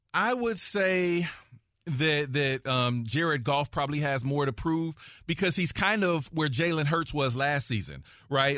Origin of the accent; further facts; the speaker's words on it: Dayton, Ohio, United States; I'm from Dayton, Ohio. I grew up in the Midwest.